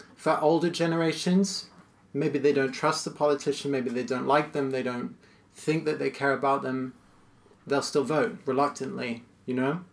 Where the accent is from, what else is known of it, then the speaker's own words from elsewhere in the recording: United States; it was again familiar to me as an American